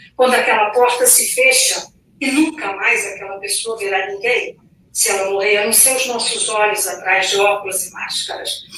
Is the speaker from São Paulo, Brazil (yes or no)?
no; Rio de Janeiro, Brazil; also born or lived in Espírito Santo; como capixaba, que eu nasci, como o rapaz tão gentilmente mencionou, é verdade, é no Rio de Janeiro que eu passei a minha vida toda